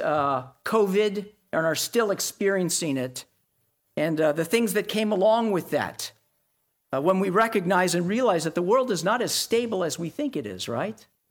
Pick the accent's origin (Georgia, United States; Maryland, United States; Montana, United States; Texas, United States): Texas, United States; Dallas; moved away; I grew up in Tornado Alley in Dallas